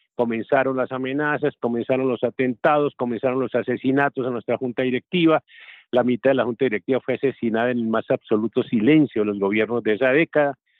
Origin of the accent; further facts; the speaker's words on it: Colombia; al menos en mi país